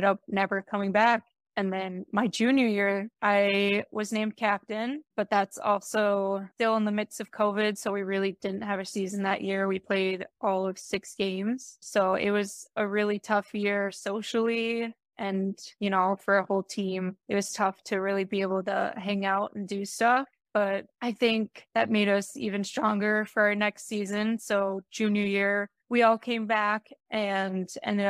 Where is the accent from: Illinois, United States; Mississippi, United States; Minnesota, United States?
Minnesota, United States; Eagan; I grew up in Eagan, Minnesota, which is the southeast suburb of the Twin Cities